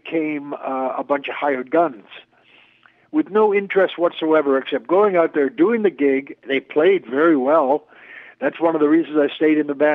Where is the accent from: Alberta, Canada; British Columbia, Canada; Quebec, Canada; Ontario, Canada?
Ontario, Canada; Toronto; also born or lived in New York; now in Toronto, Canada; moved back to my hometown of Toronto